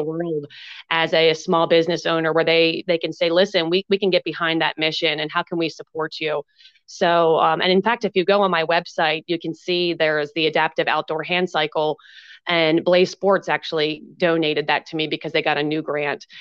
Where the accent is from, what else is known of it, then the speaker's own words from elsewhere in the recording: Pennsylvania, United States; now in Marietta, Georgia, United States; I'm originally from Pennsylvania